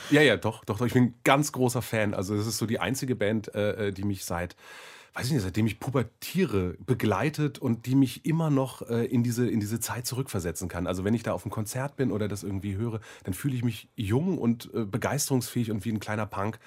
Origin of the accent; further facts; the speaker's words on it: Germany; als Deutscher